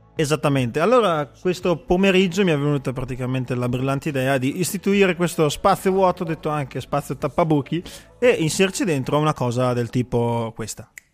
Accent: Arco, Trentino-Alto Adige, Italy; noi che magari veniamo da Arco

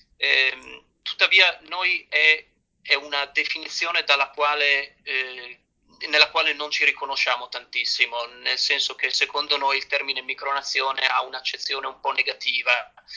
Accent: Seborga, Liguria, Italy

